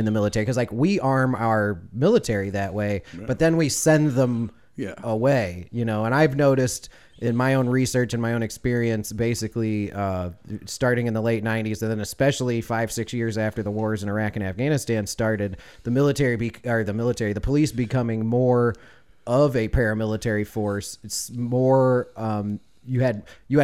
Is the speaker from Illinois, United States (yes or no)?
yes; Chicago, Illinois, United States; now in the South, United States; I had interactions with police officers also growing up in Chicago